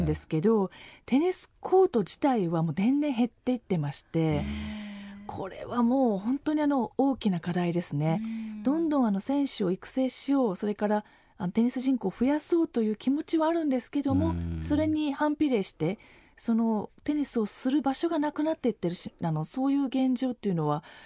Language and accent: Japanese; Japan; 日本だよ